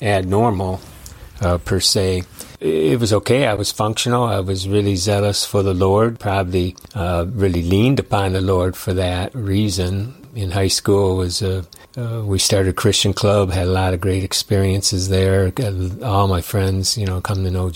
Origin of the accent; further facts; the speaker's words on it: Detroit, Michigan, United States; I was born in Detroit, identical twin.